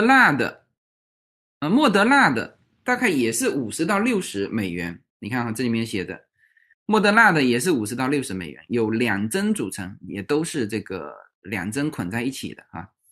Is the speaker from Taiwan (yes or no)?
no; China; 这个对于我们中国人来说都不贵哈